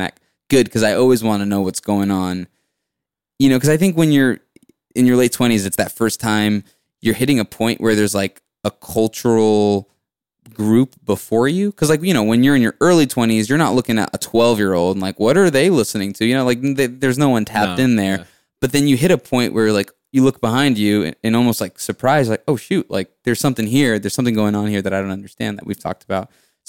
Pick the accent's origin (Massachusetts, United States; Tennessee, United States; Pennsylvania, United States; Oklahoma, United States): Massachusetts, United States; Salem; Which is, we're from Salem, which is a little north, but yeah.